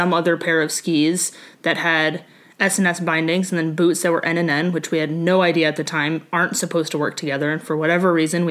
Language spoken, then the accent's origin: English; Anchorage, Alaska, United States; I grew up in Anchorage, Alaska